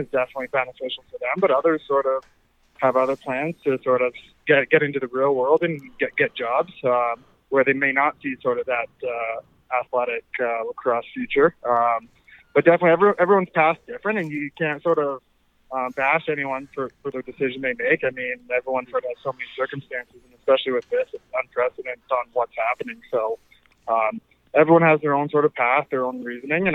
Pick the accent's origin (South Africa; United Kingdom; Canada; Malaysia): Canada; Orangeville, Ontario; growing up in Orangeville